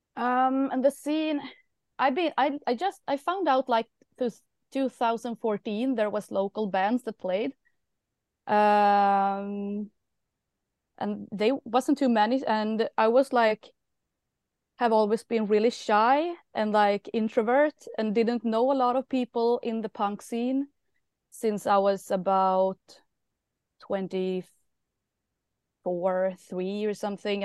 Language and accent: English; Karlstad, Värmland, Sweden; I don't live in Stockholm, I live in Karlstad.